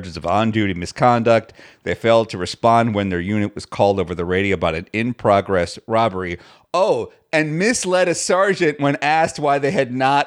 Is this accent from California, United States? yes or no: no; New York City, New York, United States; as a New Yorker